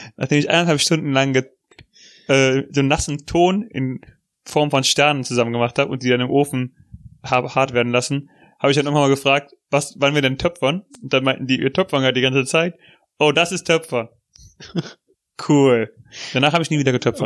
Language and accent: German; Germany; Als Deutscher